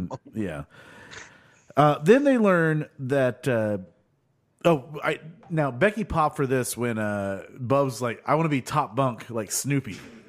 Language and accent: English; United States; I'm from America, motherfucker. We use words.